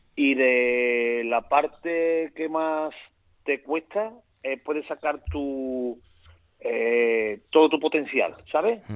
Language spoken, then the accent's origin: Spanish; Seville, Andalusia, Spain; yo soy sevillano hasta la médula